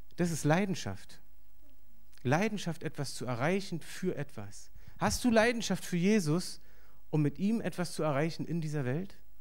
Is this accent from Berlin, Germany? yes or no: yes; Berlin, Germany; ich bin hier aufgewachsen in Berlin